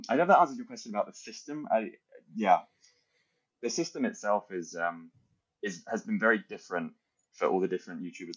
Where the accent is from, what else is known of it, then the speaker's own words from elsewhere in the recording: United Kingdom; as a Brit